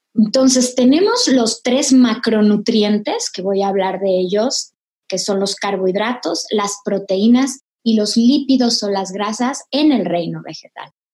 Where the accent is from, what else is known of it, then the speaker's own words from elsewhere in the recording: Mexico; como mexicanos, eh, tenemos una genética muy particular.